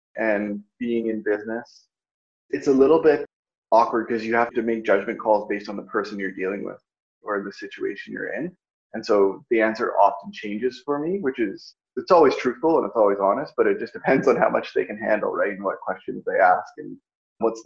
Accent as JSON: {"language": "English", "area": "north end of Vancouver Island", "region": "British Columbia", "country": "Canada", "moved": "yes", "lives_now": "Victoria, Canada", "said": "I'm from the north end of Vancouver Island. I'm Indigenous."}